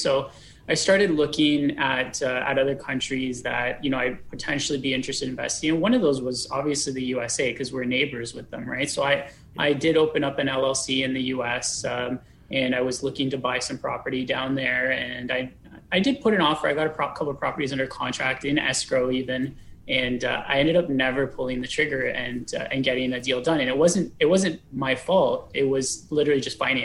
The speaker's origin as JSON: {"language": "English", "country": "Canada", "said": "as a Canadian citizen"}